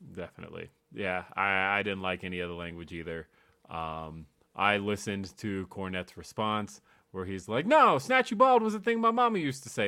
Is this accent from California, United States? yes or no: yes; Los Angeles, California, United States; born or raised there; moved away as an adult; now in Denver, United States